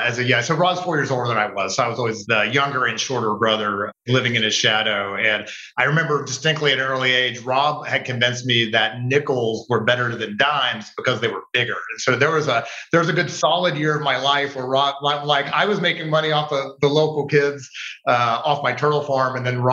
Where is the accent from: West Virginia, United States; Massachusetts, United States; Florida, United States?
West Virginia, United States; up about a half an hour outside of Charleston. So Charleston's the capital, a couple 100,000 people tops, but it gets rural really fast. So we basically grew up backing up to, I don't know, a couple tens of thousands of acres of woods.